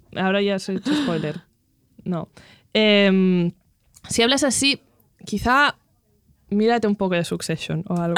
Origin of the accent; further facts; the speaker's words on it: Catalonia, Spain; first language Catalan; Spanish is a second language; hablo catalán, es mi lengua materna, hablo catalán